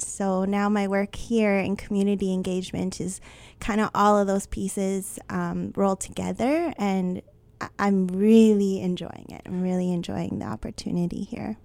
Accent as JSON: {"language": "English", "town": "Winnipeg", "region": "Manitoba", "country": "Canada", "tie": "born or raised there", "said": "I was born and raised in Winnipeg."}